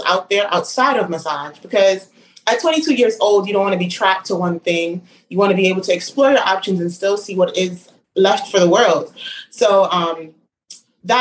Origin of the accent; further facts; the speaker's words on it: New York City, New York, United States; I'm born and raised in Brooklyn, specifically in Flatbush.